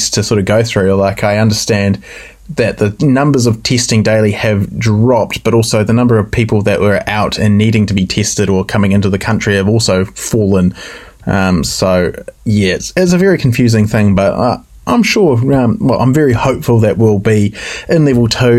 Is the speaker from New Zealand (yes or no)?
yes; New Zealand; us as Kiwi motorcyclists